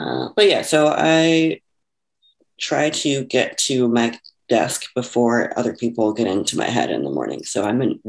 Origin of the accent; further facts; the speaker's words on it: Houston, Texas, United States; moved away; also born or lived in Chicago; I grew up in Houston, Texas